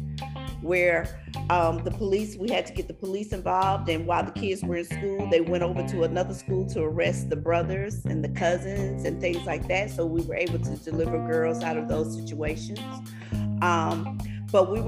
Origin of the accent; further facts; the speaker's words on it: Louisiana, United States; I'm from Louisiana, so we do cotillions and debutantes all the time